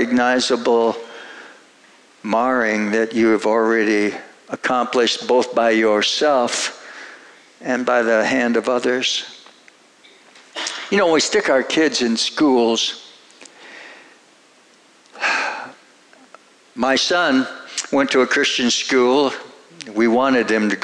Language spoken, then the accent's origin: English; Minnesota, United States; I grew up in Minnesota, and rural Minnesota, very rural